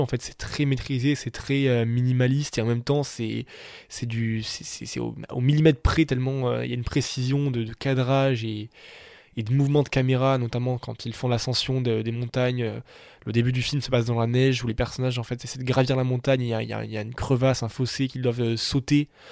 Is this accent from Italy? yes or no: no; south of France, France; je viens des Pyrénées, je viens du sud de la France